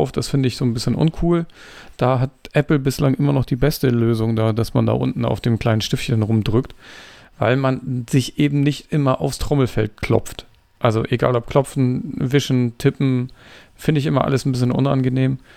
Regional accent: Denmark; German is a second language; Ich weiß nicht, ich komme aus Dänemark.

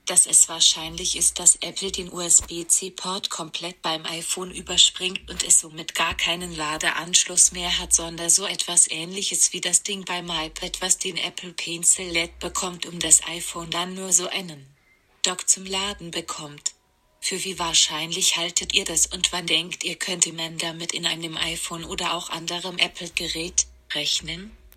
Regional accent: Baden-Württemberg, Germany; ich komme aus der Gegend von Stuttgart.

